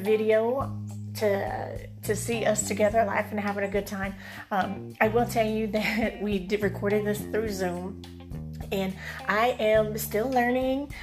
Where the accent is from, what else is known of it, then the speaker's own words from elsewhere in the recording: Alabama, United States; moved away as an adult; now in San Diego, United States; I am in my home state. I had lived here for close to 40 years of my life